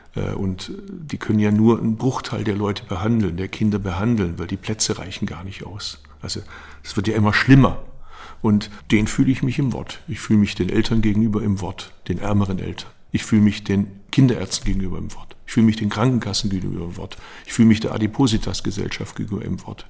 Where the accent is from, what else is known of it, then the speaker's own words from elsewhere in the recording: Baden-Württemberg, Germany; ich komme aus Baden-Württemberg